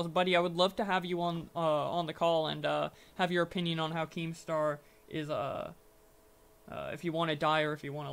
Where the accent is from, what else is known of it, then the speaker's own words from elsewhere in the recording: Canada; I'm Canadian